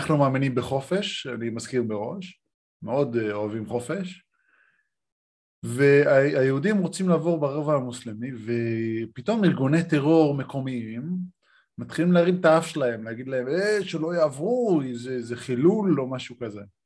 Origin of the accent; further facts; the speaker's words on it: Israel; now in Sydney, Australia; אני ישראלי